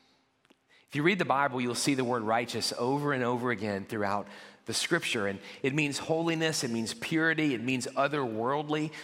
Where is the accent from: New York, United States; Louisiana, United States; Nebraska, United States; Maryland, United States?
Louisiana, United States; New Orleans; I grew up in the New Orleans area